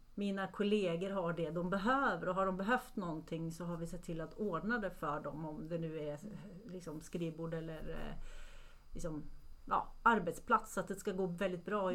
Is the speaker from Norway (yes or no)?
yes; Norway; moved away; jag är från Norge från början